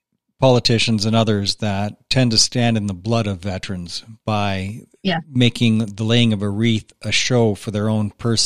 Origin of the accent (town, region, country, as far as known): Canada